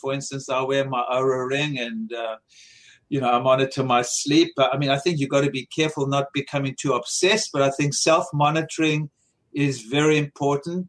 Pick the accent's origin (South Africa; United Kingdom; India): South Africa; born or raised there; moved away